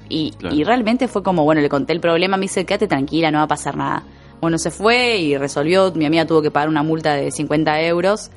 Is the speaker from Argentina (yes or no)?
yes; Argentina; amo mi país